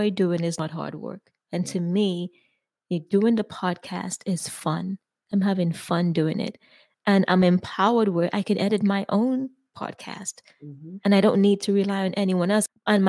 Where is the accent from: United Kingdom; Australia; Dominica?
Dominica; I'm Dominican. Mm-hmm. I'm West Indian.